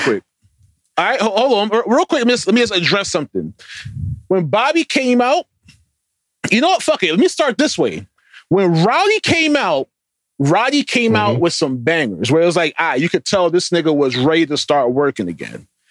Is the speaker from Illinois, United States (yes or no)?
no; New York, United States; we're, we're from New York